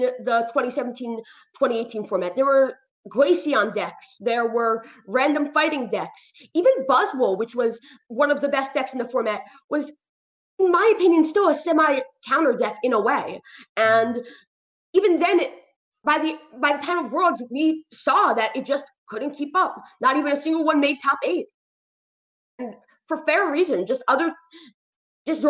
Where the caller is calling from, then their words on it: New York, United States; normally I would be calling from New York, but right now I'm in Tennessee